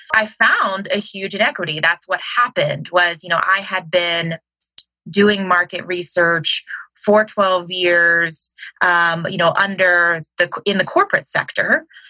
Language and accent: English; Cincinnati, Ohio, United States; I'm from Cincinnati, Ohio.